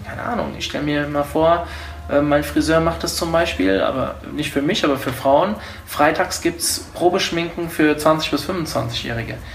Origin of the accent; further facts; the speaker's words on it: Hofheim am Taunus, Hesse, Germany; ich bin ja kein Wiesbadener, das habe ich ja eben schon gesagt. Ich komme eigentlich aus Hofheim